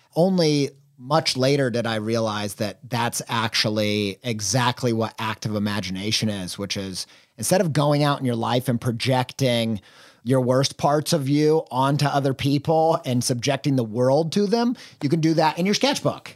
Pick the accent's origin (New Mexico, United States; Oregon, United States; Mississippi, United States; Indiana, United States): Indiana, United States; Columbus; now in Columbus, United States; we're both from Columbus, Indiana